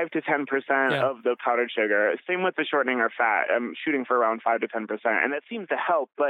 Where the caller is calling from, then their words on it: Rochester, Minnesota, United States; Rochester, Minnesota.